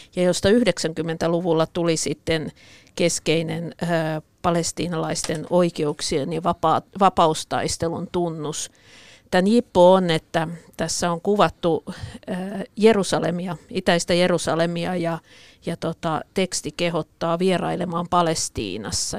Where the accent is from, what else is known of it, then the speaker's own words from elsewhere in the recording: Pori, Satakunta, Finland; mä olen porilainen